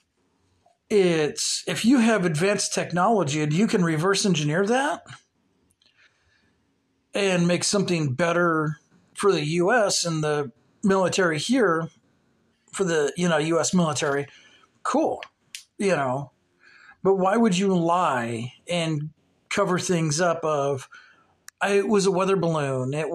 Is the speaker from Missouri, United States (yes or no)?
yes; Cape Girardeau, Missouri, United States; Cape Girardeau, which is basically our hometown